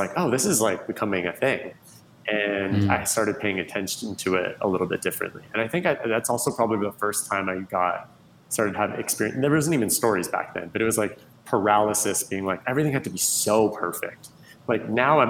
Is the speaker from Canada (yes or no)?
yes; Canada; moved away as an adult; now in Los Angeles, United States; I'm originally from Canada. I moved